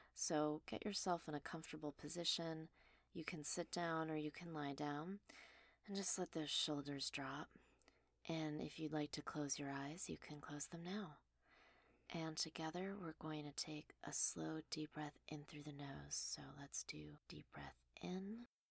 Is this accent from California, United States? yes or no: yes; Los Angeles, California, United States; also born or lived in Mount Washington, Los Angeles / Glendale; The first house I lived in was in Mount Washington, then we briefly moved to Glendale, but I would say I grew up in the Mulholland House on Mulholland Drive, so overlooking Sherman Oaks